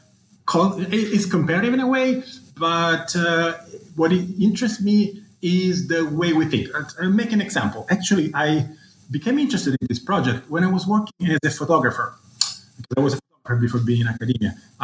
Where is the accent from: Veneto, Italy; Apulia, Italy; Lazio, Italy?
Lazio, Italy; Rome; I was born in Rome, where I grew up and did my high school and undergraduate. And actually, I wanted to study classics, you know, my own culture and civilization.